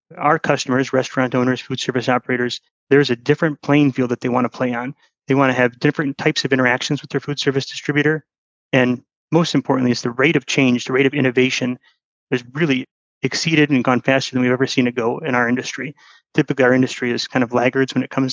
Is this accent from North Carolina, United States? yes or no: no; Michigan, United States; moved away as an adult; also born or lived in Atlanta; I came from Atlanta back to Michigan, where my roots are